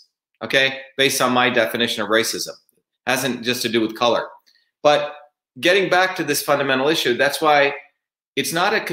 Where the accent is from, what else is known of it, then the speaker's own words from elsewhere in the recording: India; now in United States; When I grew up in India, in my small village in India, my grandmother was a village healer